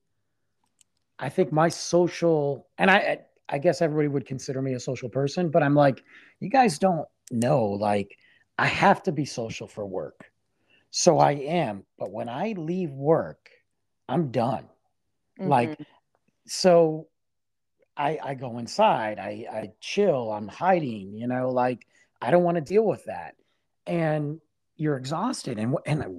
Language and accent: English; Detroit, Michigan, United States; moved away as an adult; now in Texas, United States; I grew up in Detroit